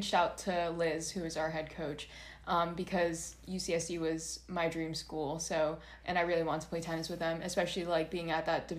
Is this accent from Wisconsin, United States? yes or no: no; Orange County, California, United States; also born or lived in San Bernardino County, California; now in San Diego, United States; I'm from Orange County, but my family and I moved from San Bernardino County to Orange County when I was, I think, in middle school, when I was in sixth grade